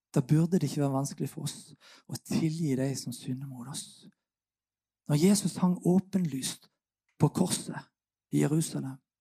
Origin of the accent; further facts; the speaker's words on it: Sørlandet, Norway; Jeg kommer som sørlending